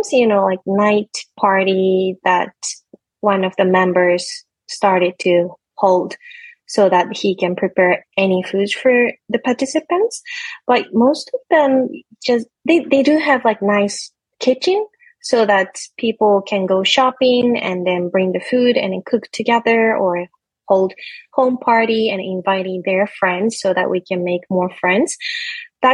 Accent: Japan; English is a second language; I'm from Japan

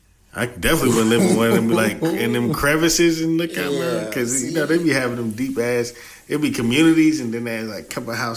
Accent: Chattanooga, Tennessee, United States; I'm an hour from Atlanta.

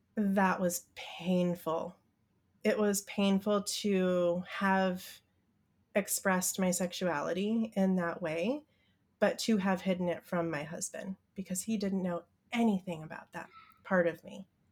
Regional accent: Midwest, United States; I grew up in the Midwest and went to church school

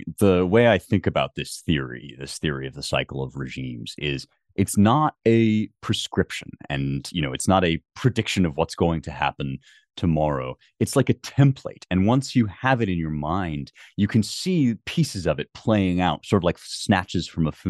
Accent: United States; when it comes to politics, I am an American.

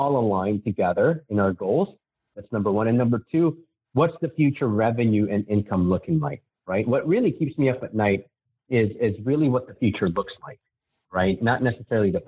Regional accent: Manila, Metro Manila, Philippines; now in United States; I was born and raised in Manila in the Philippines. And I came to America, obviously, with my parents.

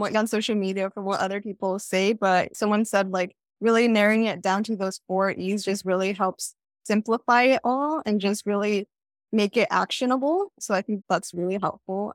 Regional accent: Southern California, United States; I'm from Southern California

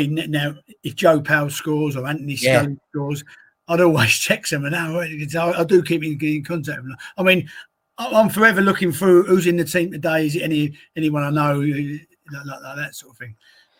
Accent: Woolwich, London, United Kingdom; Not because he comes from my hometown of Woolwich, just because I think Grady's an exceptional talent.

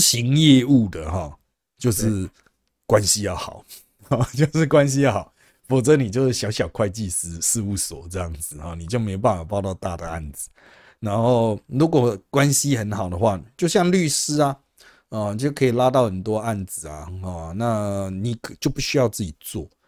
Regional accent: Taiwan; 我们台湾人

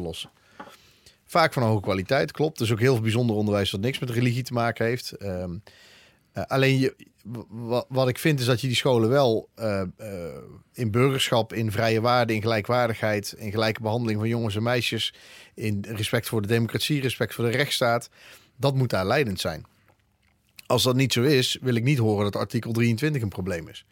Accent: Eindhoven, North Brabant, Netherlands; now in Breda, Netherlands; ik kom uit Eindhoven

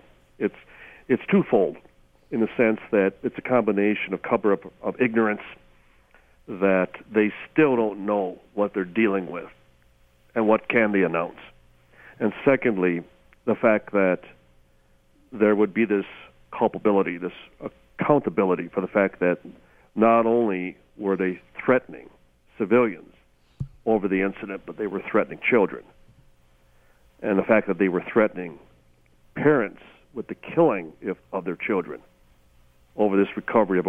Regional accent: United States; for us as American citizens, both Tom and myself

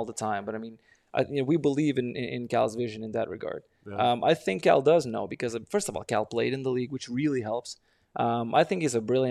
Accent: Lithuania; now in Denver, United States; I'm from Lithuania

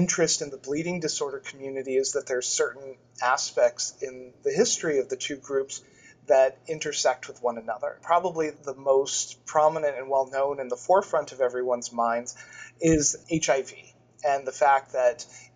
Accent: Florida, United States; moved away as an adult; now in Boston, United States; I'm originally from Florida, but through many different pathways ended up in Boston, and I've been in the New England area for about 15 years

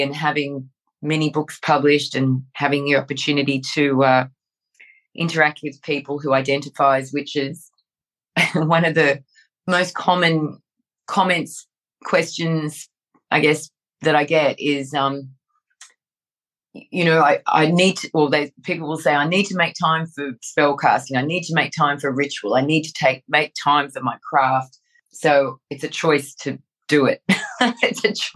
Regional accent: Sydney, New South Wales, Australia; when I was growing up in the southern suburbs of Sydney, New South Wales, Australia, I was 5 or 6

